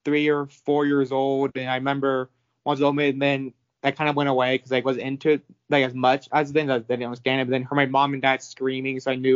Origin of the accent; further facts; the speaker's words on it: California, United States; now in Salt Lake City, United States; I'm originally from California. My mom and dad are from Ohio originally. I was born and raised, but my whole family back like years are from Ohio. I'm the only one not born in Ohio.